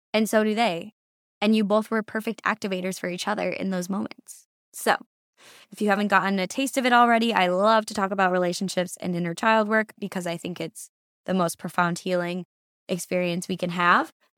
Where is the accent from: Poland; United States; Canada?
United States; Massachusetts; moved away as an adult; now in San Diego, United States; I am born and raised in Massachusetts. I moved to San Diego, California six years ago